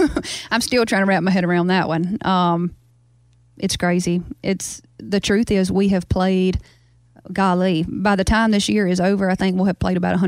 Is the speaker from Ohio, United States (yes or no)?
no; Baskin, Louisiana, United States; I probably have kept my accent because I talk to my family a whole lot. I FaceTime them every day. I'm really close with them. And the truth is, like, all 200 of my people in my town in Baskin talk this way.